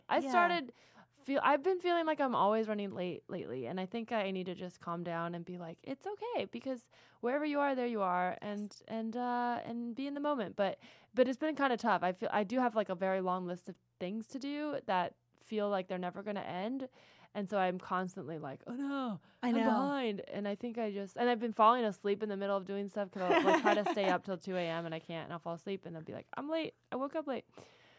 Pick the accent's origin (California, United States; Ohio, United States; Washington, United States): California, United States; but I grew up in the Bay, you know, like exactly what you would think